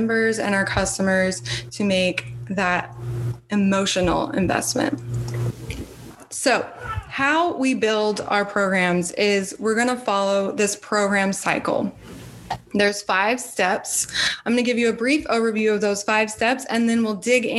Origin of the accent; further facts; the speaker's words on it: Austin, Texas, United States; I'm from Austin, like I mentioned before, the live music capital of the world.